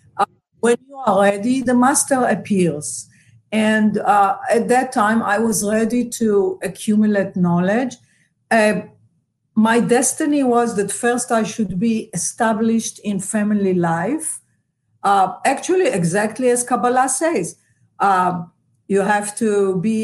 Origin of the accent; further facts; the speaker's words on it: Israel; moved away as an adult; now in Los Angeles, United States; when I grew up in Israel